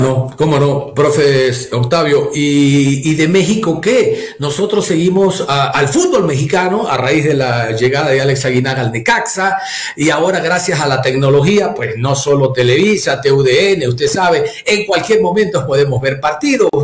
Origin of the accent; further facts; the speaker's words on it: Ecuador; como ecuatorianos